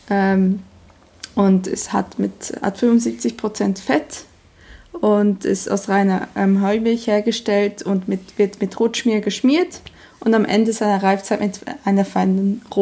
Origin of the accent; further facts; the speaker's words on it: Bern, Switzerland; Und ja, das ist sehr aber witzig, ich komme aus dem Emmental, aber ich entstamme einer Familie, die Emmentaler hasst.